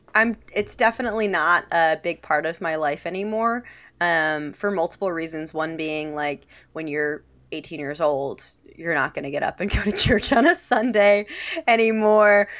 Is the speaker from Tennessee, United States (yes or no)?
no; Detroit, Michigan, United States; moved away as an adult; now in Washington, D.C., United States; I'm from Detroit originally